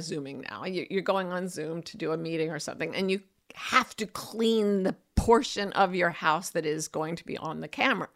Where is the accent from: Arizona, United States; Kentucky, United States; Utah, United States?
Utah, United States; Utah Valley, United States; moved away; I was raised in Utah Valley, which is the heart of Utah State, which is also known as Happy Valley